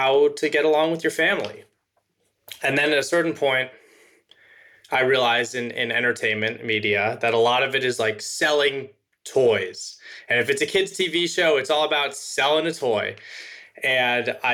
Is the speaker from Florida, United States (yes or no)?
no; Los Angeles, California, United States; I grew up in Los Angeles, California